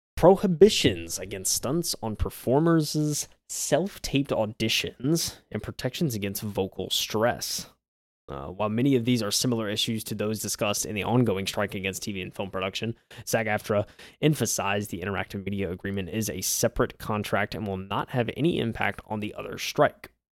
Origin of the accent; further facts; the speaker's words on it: South Carolina, United States; I grew up in South Carolina, I've lived here my whole life